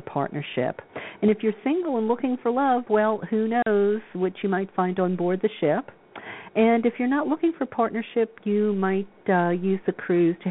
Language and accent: English; Louisiana, United States; that was life growing up in Louisiana